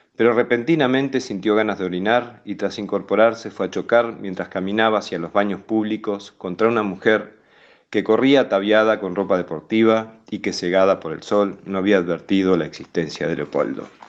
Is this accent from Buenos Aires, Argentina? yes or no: no; Ingeniero Huergo, Río Negro, Argentina; moved away as an adult; now in Berlin, Germany; nací aquí en Huergo, en la zona, y vivo en Berlín hace bastante tiempo